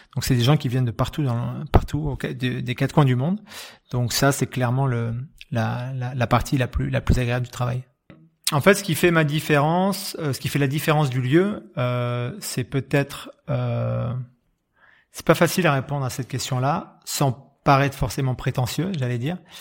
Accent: Bordeaux, Nouvelle-Aquitaine, France; moved away as an adult; je suis bordelais de naissance, euh, j'ai passé, ouais, j'ai passé plus de 20 ans, les 20 premières années de ma vie

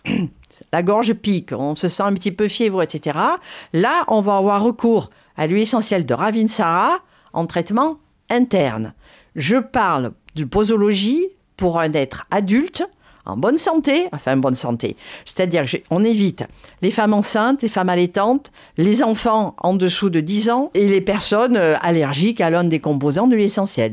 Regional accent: Provence-Alpes-Côte d'Azur, France; j'ai grandi dans les Hautes-Alpes

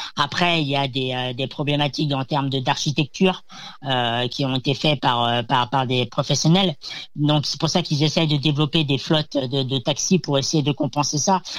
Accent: Rennes, Brittany, France; je viens de Rennes en Bretagne

